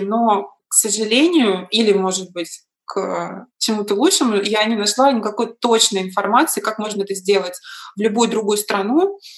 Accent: Moscow, Russia; moved away as an adult; now in New York, United States; я девочка из Москвы, в Нью-Йорке

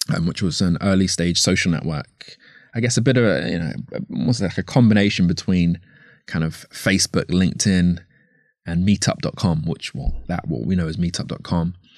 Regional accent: London, United Kingdom; I grew up, I was born here, uh, here as in London. I was born in Northwest London.

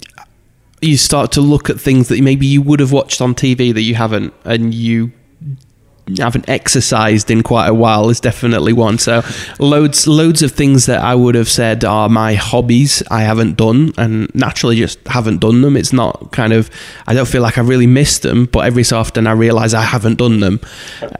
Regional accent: Doncaster, Yorkshire and the Humber, United Kingdom; moved away as an adult; also born or lived in Manchester; now in Sheffield, United Kingdom; I'm from Doncaster, so not far.

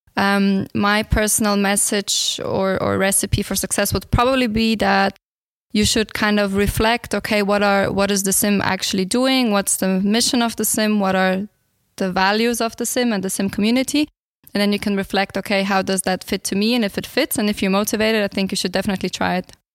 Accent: Switzerland; also born or lived in Bulgaria; I'm originally from Bulgaria, but I grew up in Switzerland and I'm here since the age of four.

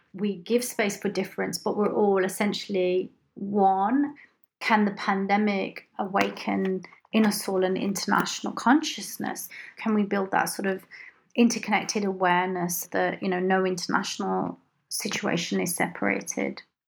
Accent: Punjab, India; I come from the Punjab in India

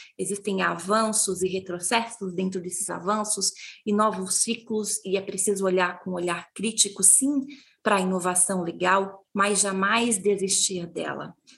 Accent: interior of Paraná, Brazil; eu sou do interior do Paraná, eu sou bisneta, neta e filha de agricultoras.

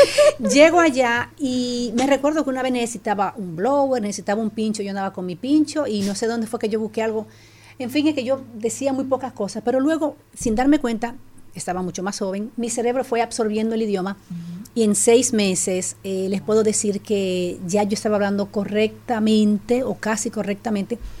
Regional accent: Dominican Republic; moved away as an adult; also born or lived in La Romana, Dominican Republic / Italy / Switzerland / Germany; now in Netherlands; yo nací y crecí en República Dominicana, muy aplatanada

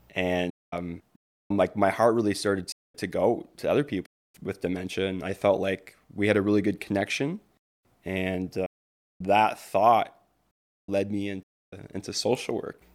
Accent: Windsor, Ontario, Canada; I was raised in Windsor, Ontario

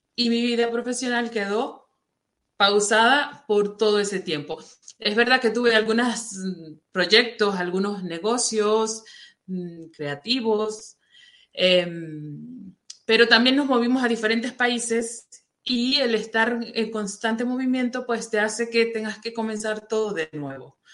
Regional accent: Venezuela; moved away as an adult; also born or lived in Saudi Arabia; Yo soy venezolana y vivía en Venezuela

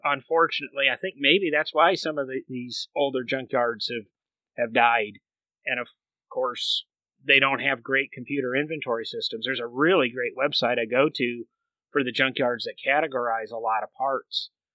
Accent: Michigan, United States; I grew up in Michigan

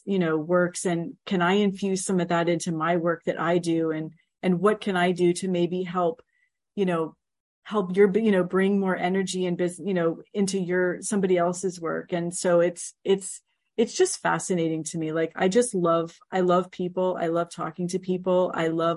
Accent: Miami, Florida, United States; moved away; my hometown of Miami

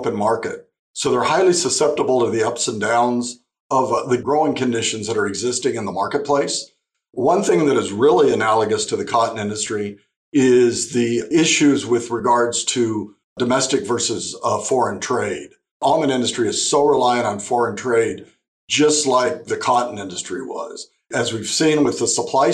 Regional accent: Imperial Valley, California, United States; also born or lived in Arizona; I grew up in the Imperial Valley

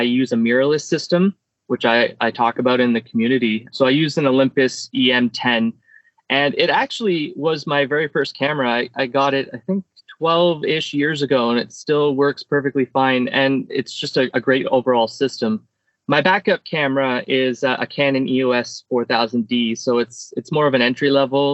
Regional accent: Canada; I'm a photographer from Canada

